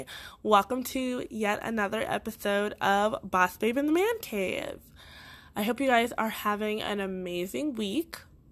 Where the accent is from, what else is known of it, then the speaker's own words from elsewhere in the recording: Boston, Massachusetts, United States; accent: Boston; born in Boston, Massachusetts. And for most people who did not know that, I did slightly get rid of my accent because I did not want to get made fun of for certain words that I said from Boston.